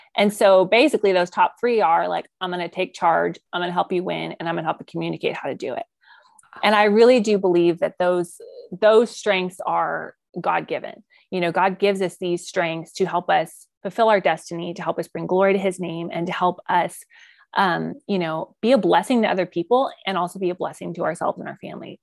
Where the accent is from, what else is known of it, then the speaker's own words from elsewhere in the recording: outside Colorado Springs, United States; now in Oklahoma Panhandle, United States; where I grew up in Colorado is, like, outside of Colorado Springs